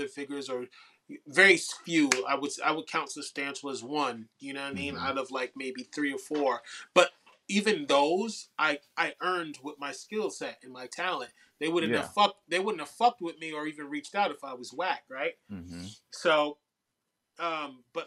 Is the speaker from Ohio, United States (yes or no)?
no; New York City, New York, United States; as a New Yorker, as a New York MC, as a New York creative